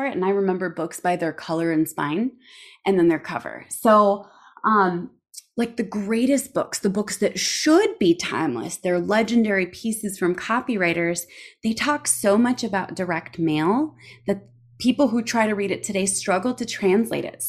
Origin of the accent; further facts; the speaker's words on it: Minnesota, United States; I say niching because I'm from Minnesota